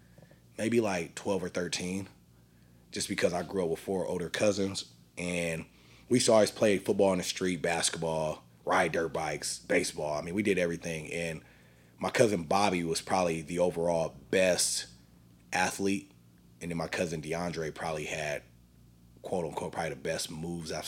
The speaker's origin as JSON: {"language": "English", "town": "San Diego", "region": "California", "country": "United States", "tie": "born or raised there", "also_born_or_lived": "Boise, Idaho", "moved": "as an adult", "said": "I'm originally from Southeast San Diego, California"}